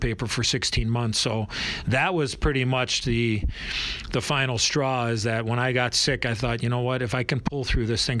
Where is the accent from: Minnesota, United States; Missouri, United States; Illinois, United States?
Illinois, United States; Chicago; as a young kid growing up in Chicago